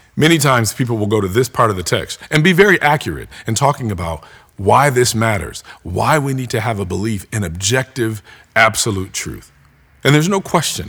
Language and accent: English; United States; as American Christians